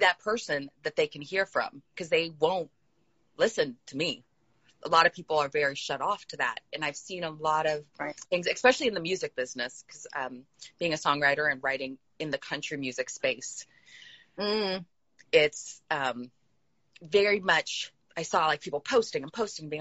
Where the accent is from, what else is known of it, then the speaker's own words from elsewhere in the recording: California, United States; moved away as an adult; also born or lived in the South; I am from California. Mm-hmm. And I was raised in a very diverse home, but then I moved to the South as an adult.